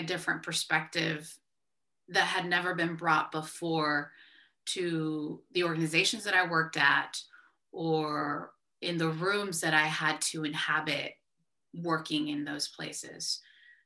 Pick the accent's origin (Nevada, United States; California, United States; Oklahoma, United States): California, United States; San Diego; born or raised there; first language Spanish; English is a second language; moved away as an adult; also born or lived in Columbus, Ohio